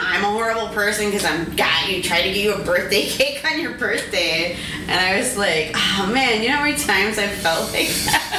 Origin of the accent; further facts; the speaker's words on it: Minnesota, United States; okay, but I'm from Minnesota where all like Minneapolis, there's such